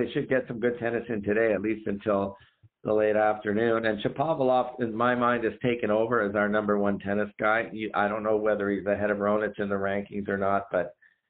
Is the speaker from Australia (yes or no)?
no; Canada; as a Canadian fan